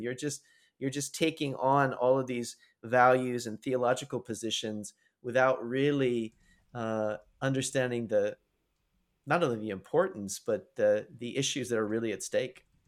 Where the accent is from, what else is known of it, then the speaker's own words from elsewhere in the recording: United States; moved away as an adult; also born or lived in Canada; growing up in the United States